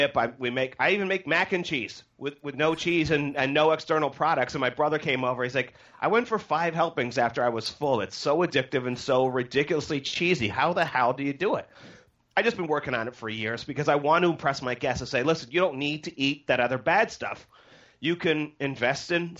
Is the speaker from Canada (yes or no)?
yes; Canada; I'm from Canada